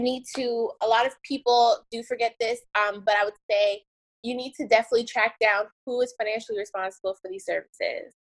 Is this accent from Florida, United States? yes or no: yes; Miami, Florida, United States; also born or lived in Tallahassee; I moved back to my hometown of Miami.